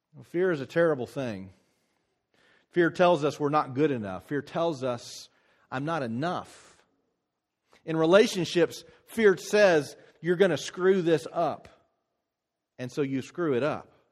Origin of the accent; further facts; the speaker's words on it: United States